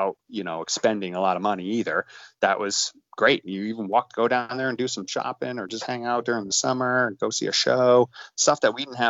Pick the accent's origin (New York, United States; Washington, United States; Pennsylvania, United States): New York, United States; Hudson Valley; born and raised in the Hudson Valley, New York, upstate New York